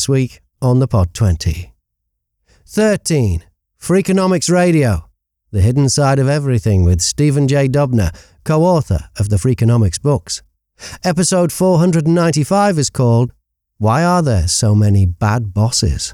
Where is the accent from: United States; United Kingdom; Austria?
United Kingdom; Warrington, North West England; also born or lived in Liverpool; I was born in Liverpool, but when I was 2 years old, we moved out to Great Sankey near Warrington